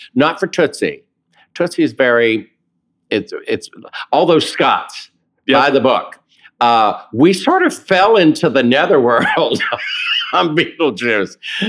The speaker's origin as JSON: {"language": "English", "region": "the South", "country": "United States", "accent": "Southern", "said": "To hear David Corns do my Southern accent and talk and starting with the wrist is really worth it."}